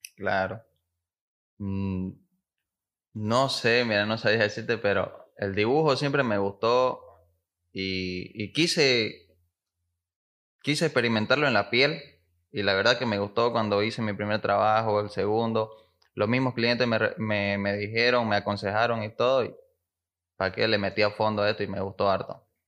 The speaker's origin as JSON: {"language": "Spanish", "town": "Santa Cruz de la Sierra", "region": "Santa Cruz", "country": "Bolivia", "said": "soy aquí de Santa Cruz"}